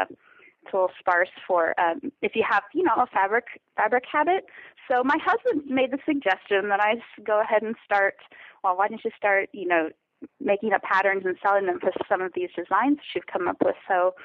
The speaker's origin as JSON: {"language": "English", "region": "California", "country": "United States", "moved": "as an adult", "said": "I'm from California, and my husband and I met at college, and we got married after college and moved down to rural Mexico within a year after getting married."}